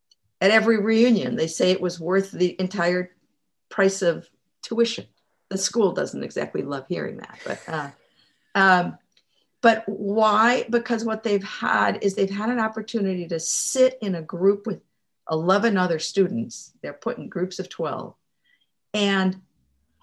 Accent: Mexico; moved away; I was raised in Mexico

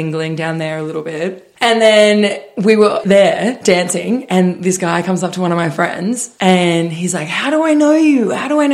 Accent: Australia; I'm from Australia.

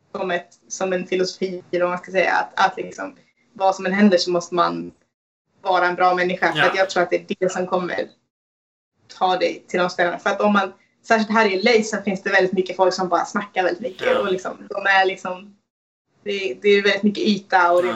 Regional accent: Sweden; Både som svensk och, och kvinna

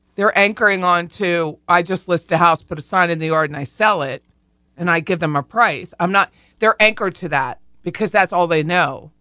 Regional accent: Harrisburg, United States; I looked at a home in Harrisburg, 'cause that's my hometown

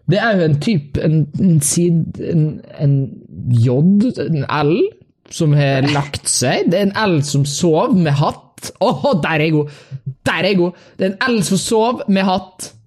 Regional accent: Kristiansund, Møre og Romsdal, Norway; Uh, jeg kommer fra Kristiansund

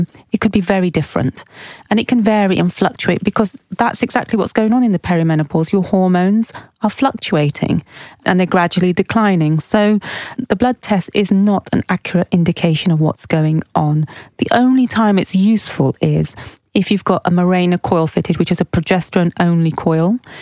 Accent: Oxford, South East England, United Kingdom; we grew up in Oxford, but we're of Pakistani heritage

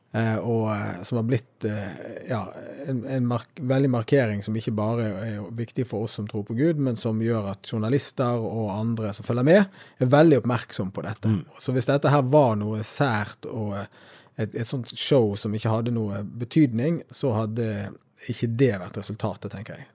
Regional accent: Norway; vi som nordmenn

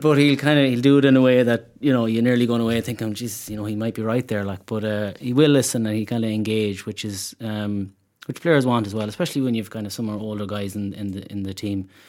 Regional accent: Mayo, Connacht, Ireland; moved away as an adult; now in Dublin, Ireland; we are from Mayo

